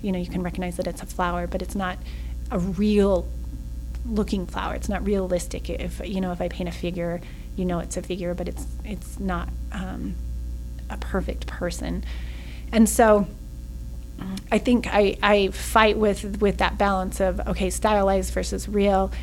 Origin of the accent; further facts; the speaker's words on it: Salt Lake City, Utah, United States; moved away as an adult; also born or lived in Oregon; now in Mesquite, United States; I was born and raised in Salt Lake